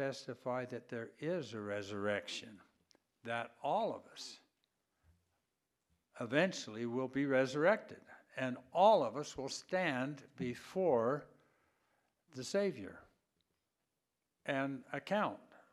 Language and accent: English; Idaho Falls, Idaho, United States; moved away; I grew up in Idaho Falls